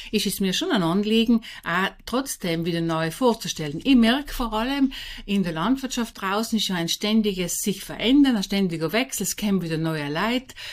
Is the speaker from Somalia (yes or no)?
no; St. Lorenzen, Trentino-Alto Adige, Italy; Bin auf einem ganz kleinen Bergbauernhof aufgewachsen in St. Lorenzen, Lothen. Bin die vierte von 14 Kindern.